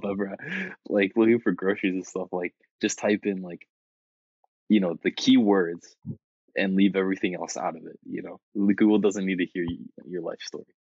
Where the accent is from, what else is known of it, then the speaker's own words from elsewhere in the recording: Iowa, United States; moved away; my family's from Iowa